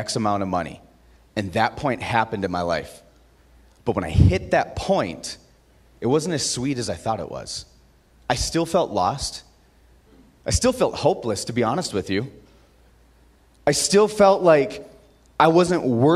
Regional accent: Aberdeen, South Dakota, United States; now in Utah, United States; I grew up in Aberdeen, South Dakota

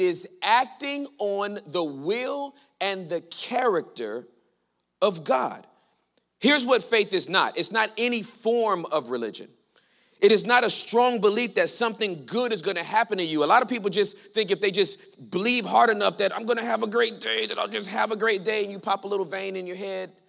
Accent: Los Angeles, California, United States; I was born and raised in Los Angeles, California

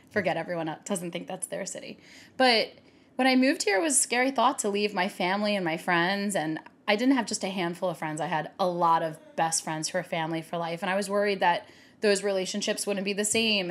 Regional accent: Baltimore, Maryland, United States; moved away as an adult; also born or lived in New York / California; now in Los Angeles, United States; growing up in Baltimore

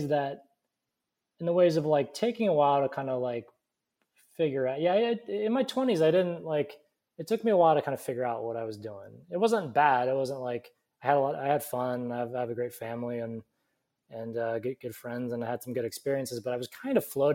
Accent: Alaska, United States; now in Burbank, United States; I grew up in Alaska

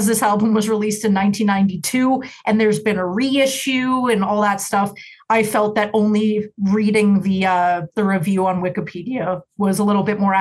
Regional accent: Canada; being Canadian, living in Canada my entire life

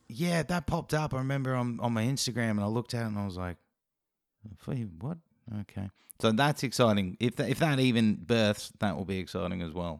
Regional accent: Australia; as an Aussie

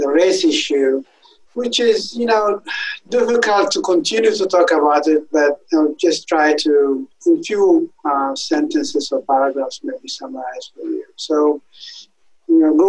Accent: Ethiopia; moved away as an adult; also born or lived in Italy / Germany; now in Wisconsin, United States; I am originally from Ethiopia, where I grew up.

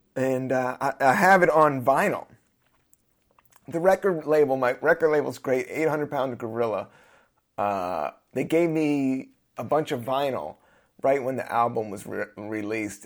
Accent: Washington, District of Columbia, United States; also born or lived in Capitol Hill; now in New York, United States; I grew up in D C.

